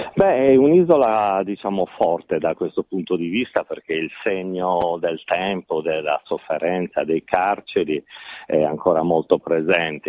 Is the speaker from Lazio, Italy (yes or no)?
no; Sardinia, Italy; da sardo